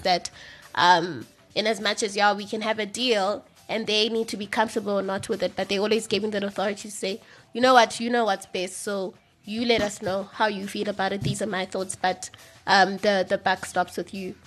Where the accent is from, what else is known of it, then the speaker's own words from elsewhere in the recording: Eastern Cape, South Africa; I'm from the Eastern Cape, so I basically grew up on rugby